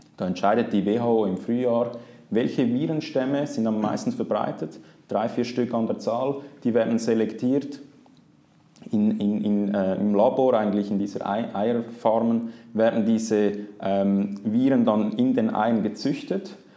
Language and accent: German; Zurich, Switzerland; aufgewachsen bin ich in Zürich